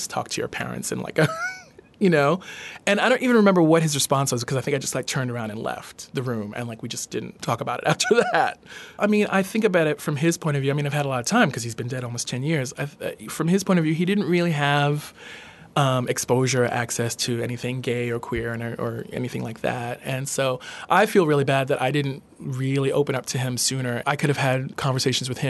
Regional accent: New York City, New York, United States; also born or lived in Brooklyn / Rosedale, Queens; I grew up in New York City, born in Brooklyn, lived in Brooklyn till I was about 11, and then we moved out to Rosedale, Queens, past JFK Airport

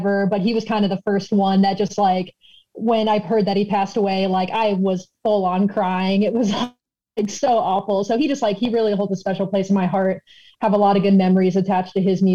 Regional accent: Omaha, Nebraska, United States; moved away as an adult; also born or lived in Iowa City, Iowa; I grew up there until I was 18, and then I moved out here for school

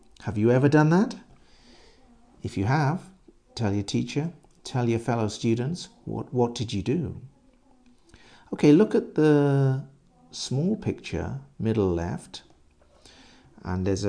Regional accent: England, United Kingdom; I'm English

